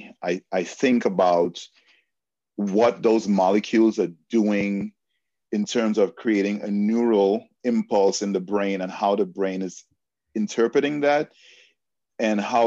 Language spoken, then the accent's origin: English; Trinidad & Tobago; moved away; I was born and raised in Trinidad and Tobago in the Caribbean